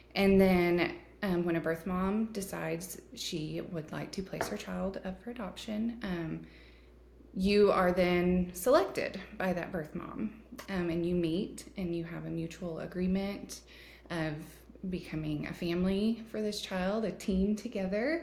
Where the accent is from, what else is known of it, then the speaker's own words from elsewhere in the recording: Texas, United States; I am a Texan uh, Texan American